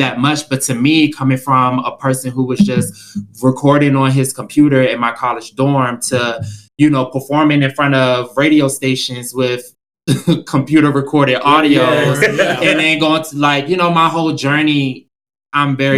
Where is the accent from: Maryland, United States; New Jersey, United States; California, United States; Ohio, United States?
Maryland, United States; Prince George's County; moved away as an adult; also born or lived in Houston, Texas; where I'm from, which is PG County, Maryland, outskirts of DC